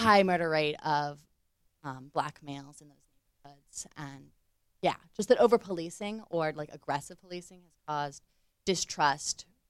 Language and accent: English; United States; moved away; I'm an American.